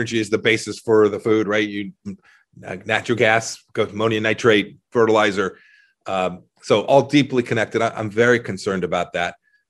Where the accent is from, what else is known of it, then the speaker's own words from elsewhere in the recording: Kansas, United States; In the short run, I'm from Kansas, red winter wheat, high prices, all good.